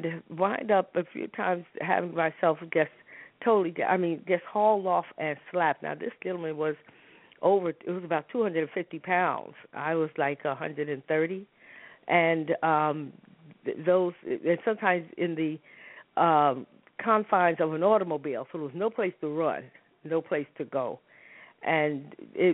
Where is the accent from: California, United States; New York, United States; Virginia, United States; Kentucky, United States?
New York, United States; New York City; moved away; also born or lived in Harlem; I grew up in New York. Matter of fact, I tell people I was born in Harlem and raised in the South Bronx